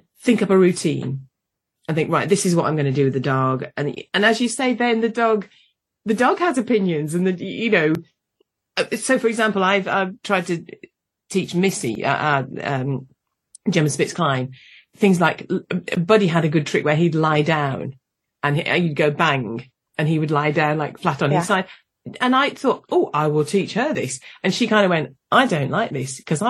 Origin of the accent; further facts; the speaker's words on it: United Kingdom; I'm British. I'm British.